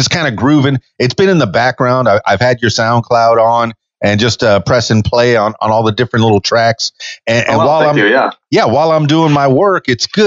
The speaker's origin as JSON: {"language": "English", "town": "Miami", "region": "Florida", "country": "United States", "said": "I'm from Miami, the biggest suburb of New York."}